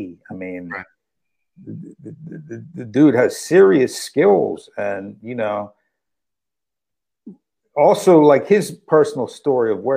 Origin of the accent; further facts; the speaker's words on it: New York City, New York, United States; I'm from Brooklyn